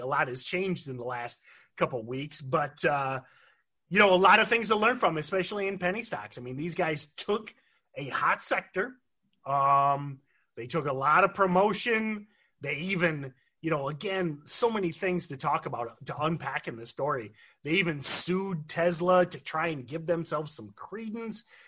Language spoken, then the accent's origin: English; Michigan, United States; growing up in Michigan, I know I'm supposed to be a General Motors guy